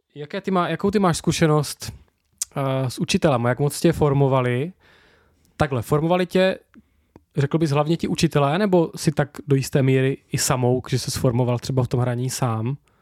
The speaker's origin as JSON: {"language": "Czech", "region": "Moravia", "country": "Czechia", "said": "Jsme dva z Moravy"}